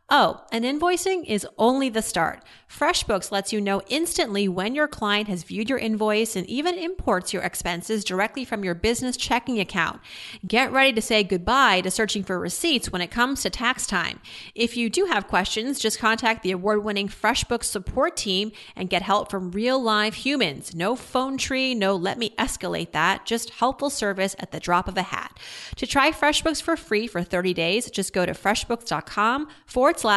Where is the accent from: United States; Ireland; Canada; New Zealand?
Canada